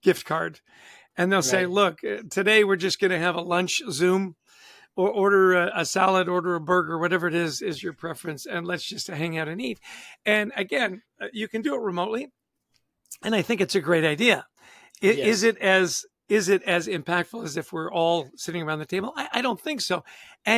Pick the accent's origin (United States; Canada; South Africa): Canada; I'm Canadian